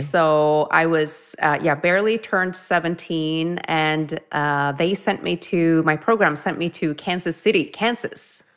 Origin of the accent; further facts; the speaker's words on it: Norway; growing up in Norway